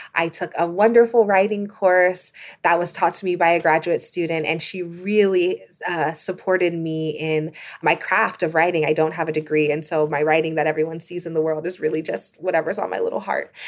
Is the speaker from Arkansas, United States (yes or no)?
no; Ohio, United States; moved away as an adult; also born or lived in New York City; administrative support in my hometown of Ohio